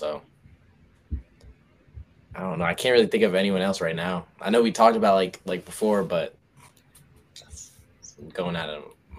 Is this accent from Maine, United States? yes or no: no; Newport, Rhode Island, United States; I'm from Rhode Island, Newport area specifically.